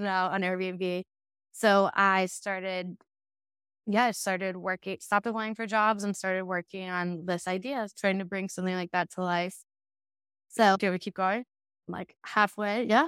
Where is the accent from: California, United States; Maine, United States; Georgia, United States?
Georgia, United States; Savannah; moved away as an adult; also born or lived in Richmond; now in Austin, United States; I'm from Savannah, it's a pretty small town